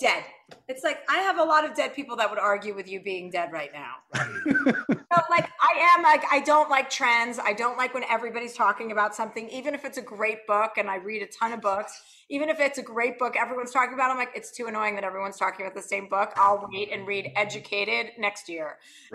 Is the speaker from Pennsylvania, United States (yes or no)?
no; New Jersey, United States; now in Los Angeles, United States; I'm from New Jersey